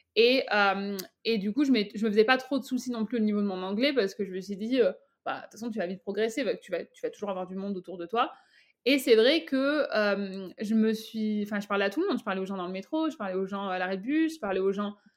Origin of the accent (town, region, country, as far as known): France; moved away as an adult; now in Canada